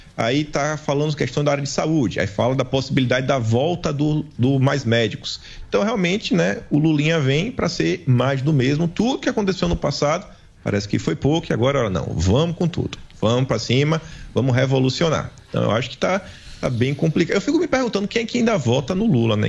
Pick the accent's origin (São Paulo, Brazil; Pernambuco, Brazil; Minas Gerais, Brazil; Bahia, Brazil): Bahia, Brazil; eu sou do Nordeste, né? da Bahia